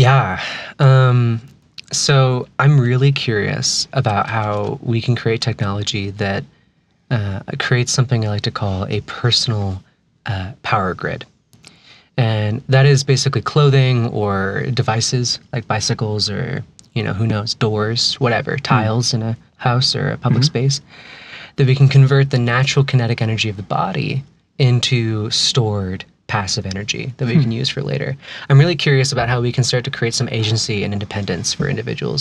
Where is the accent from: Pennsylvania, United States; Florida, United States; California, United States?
California, United States; moved away as an adult; now in Salt Lake City, United States; I'm from California originally. I've lived here about almost 4 years.